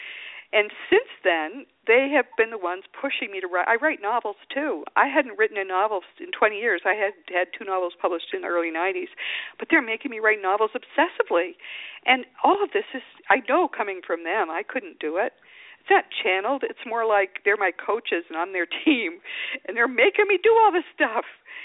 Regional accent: the East, East Coast, United States; now in Austin, United States; I'm from the East, and some of the houses are very old

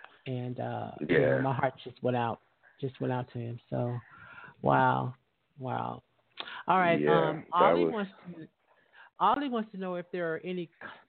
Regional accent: Las Vegas, Nevada, United States; I'm from Vegas.

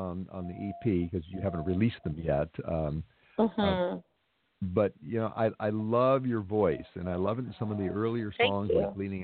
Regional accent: Los Angeles, California, United States; I grew up in Westchester

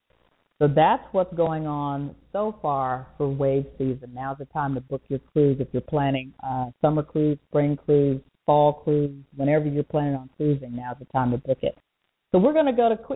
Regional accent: Chicago, Illinois, United States; moved away; I'm from Chicago

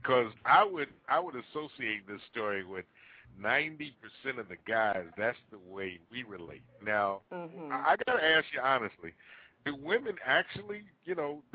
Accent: Newark, New Jersey, United States; born or raised there

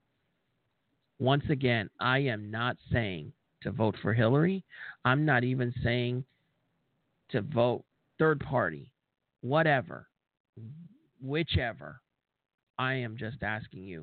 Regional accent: United States

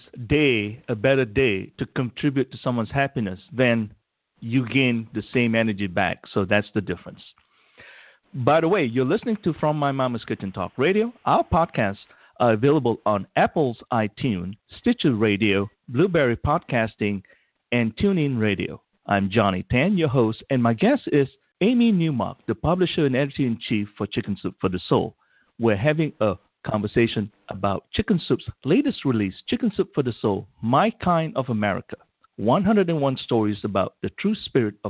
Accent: Malaysia; moved away; I grew up in Malaysia

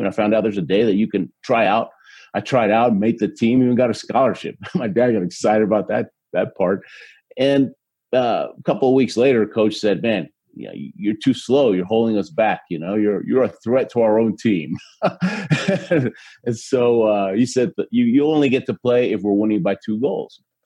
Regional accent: Houston, Texas, United States; born or raised there; also born or lived in Argentina

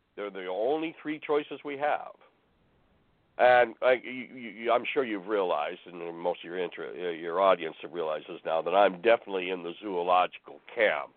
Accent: northern Ontario, Canada; moved away as an adult; also born or lived in Calgary, Alberta; I was born in northern Ontario, in an area uh, in Bangkok, Ontario, and all the time I lived in Ontario

